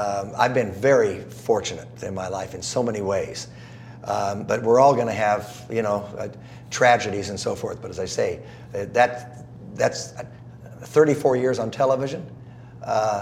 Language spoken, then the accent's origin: English; Southern California, United States; also born or lived in South Carolina / Georgia; I grew up in Southern California